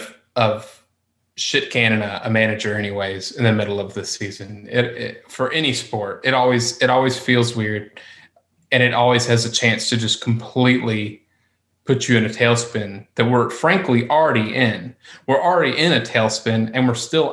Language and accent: English; United States; as an American